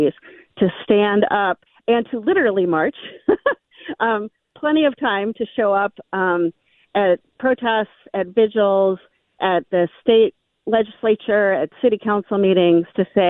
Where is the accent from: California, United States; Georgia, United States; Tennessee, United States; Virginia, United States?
Tennessee, United States; Memphis; now in Minnesota, United States; I grew up in Memphis, Tennessee